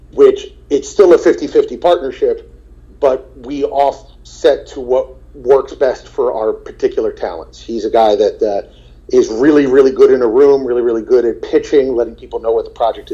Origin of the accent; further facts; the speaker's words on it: New Jersey, United States; also born or lived in Marlton; I'm from New Jersey